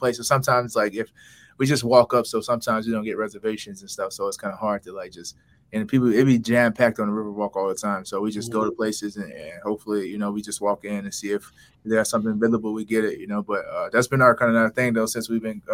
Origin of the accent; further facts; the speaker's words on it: Florida, United States; moved away; I'm from Florida